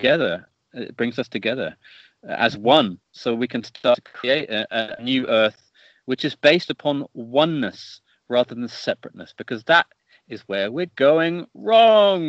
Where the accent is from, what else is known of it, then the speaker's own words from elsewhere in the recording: Stonehenge, South West England, United Kingdom; I grew up on a farm very in Stonehenge.